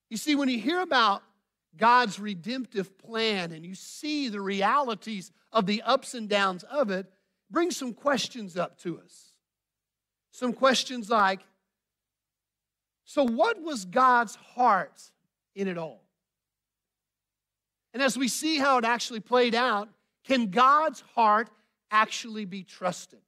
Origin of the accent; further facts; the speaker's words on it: Bentonville, Arkansas, United States; moved away as an adult; also born or lived in Dubai; now in Houston, United States; I'm a Bentonville guy